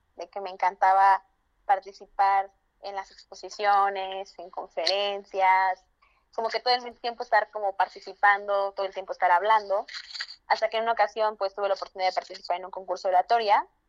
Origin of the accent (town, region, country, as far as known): Santiago Matatlán, Oaxaca, Mexico; first language Zapotec; Spanish is a second language; now in Mexico City, Mexico